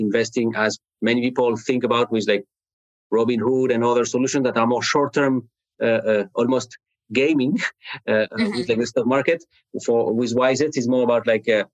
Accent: France; English is a second language; now in Cleveland, United States; I'm speaking to you today from like Cleveland, Ohio in the U.S., you hear my accent. I'm not from from the U.S. I'm from France originally

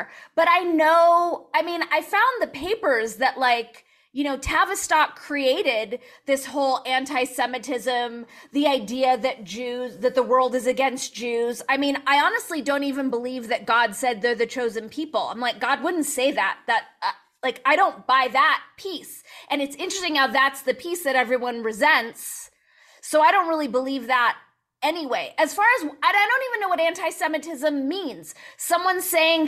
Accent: Los Angeles, California, United States; I grew up in the San Fernando Valley

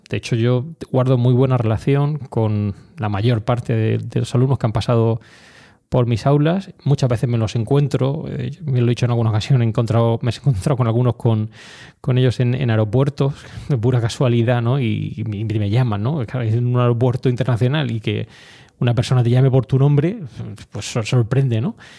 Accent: Orihuela, Valencian Community, Spain; moved away as an adult; also born or lived in Granada / Madrid; Orihuela, eh, mi ciudad, em, no natal, pues sabéis que soy granadino, pero bueno, realmente la ciudad donde he desarrollado toda mi infancia, donde he estado toda mi infancia

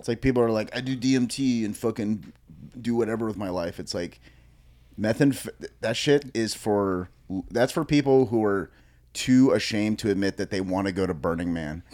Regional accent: California, United States; we're from California.

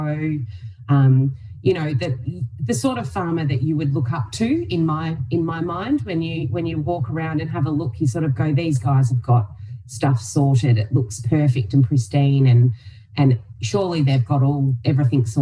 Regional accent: Donald, Victoria, Australia; also born or lived in Melbourne; I moved home from Melbourne back to Donald

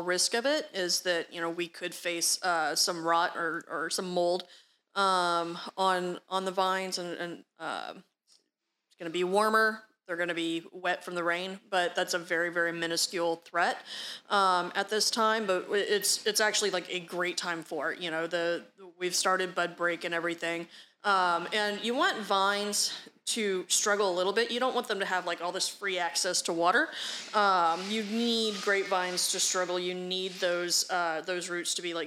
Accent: Texas, United States; I'm from Texas

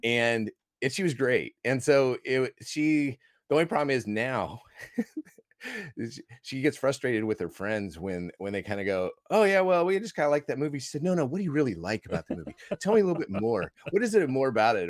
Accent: Iowa, United States; moved away as an adult; now in Australia; I grew up in Iowa

